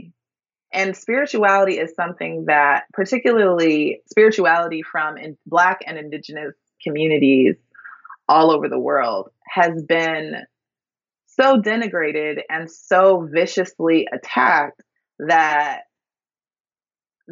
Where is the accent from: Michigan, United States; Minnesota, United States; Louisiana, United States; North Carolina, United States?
Minnesota, United States; Minneapolis; I grew up in Minneapolis, Minnesota